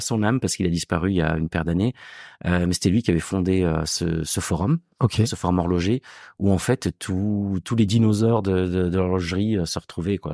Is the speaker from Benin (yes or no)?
no; Gard, Occitania, France; also born or lived in Marseille / Montpellier; now in Paris, France; je suis pas marseillais, je suis du sud. Moi, je suis originaire du Gard